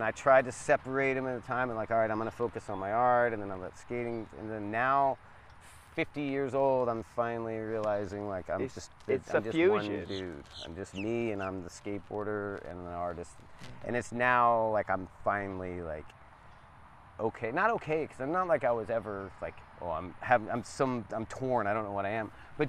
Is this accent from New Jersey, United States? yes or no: no; Pensacola, Florida, United States; now in St. Petersburg, United States; And Lance is from St. Pete, and I was from Pensacola.